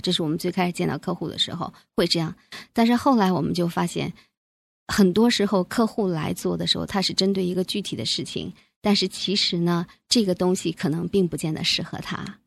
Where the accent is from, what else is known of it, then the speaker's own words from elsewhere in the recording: China; now in Canada; 我们中国人